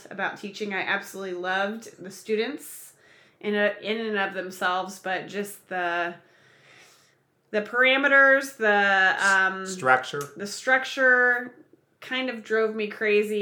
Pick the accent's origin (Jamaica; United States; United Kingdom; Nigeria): United States; Kansas City; also born or lived in Manhattan, Kansas / Australia; I was born and raised in Kansas City